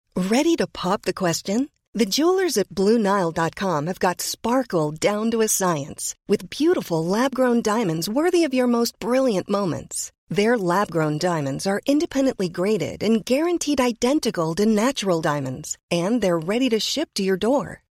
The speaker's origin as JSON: {"language": "English", "region": "New York", "country": "United States", "said": "I'm a New Yorker"}